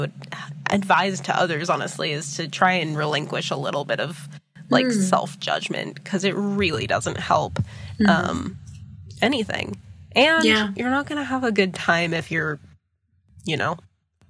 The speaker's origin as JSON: {"language": "English", "region": "South Carolina", "country": "United States", "said": "I'm from South Carolina"}